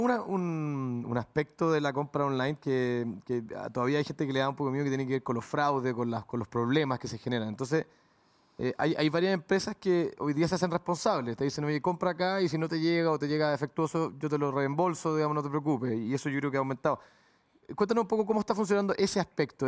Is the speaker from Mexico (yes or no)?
no; Chile; los que somos chilenos